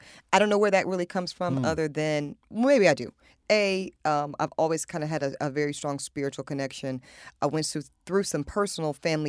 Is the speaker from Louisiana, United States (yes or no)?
yes; Amite, Louisiana, United States; born there; girl from the rural South originally, and then North Carolina was like a big come up for us because I was born down in Amite, Louisiana